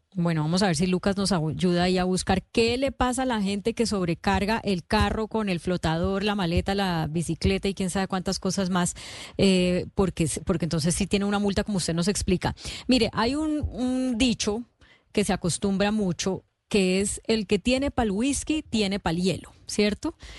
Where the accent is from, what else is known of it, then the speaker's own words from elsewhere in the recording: Colombia; los colombianos